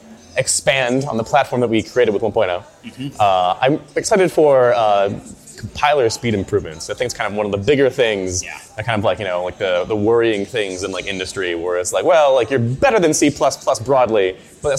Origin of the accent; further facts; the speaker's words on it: Pittsburgh, Pennsylvania, United States; I'm from Pittsburgh